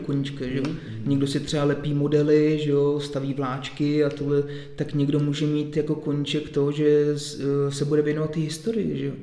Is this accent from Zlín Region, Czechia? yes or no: no; near Příbram, Central Bohemian Region, Czechia; moved away as an adult; also born or lived in Plzeň; pocházím od Příbrami